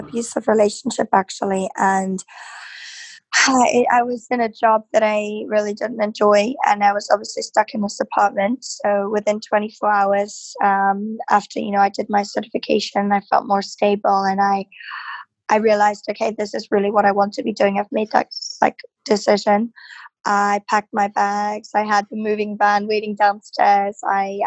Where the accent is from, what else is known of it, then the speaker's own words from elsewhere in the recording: Berlin, Germany; now in London, United Kingdom; I'm originally from Berlin. Live in London